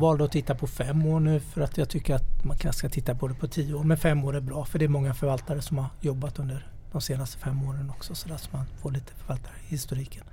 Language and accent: Swedish; Småland, Sweden; Jag är ju smålänning i grunden